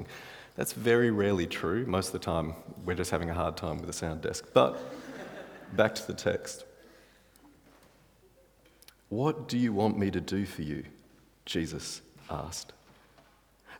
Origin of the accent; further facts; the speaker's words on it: Australia; I'm Australian.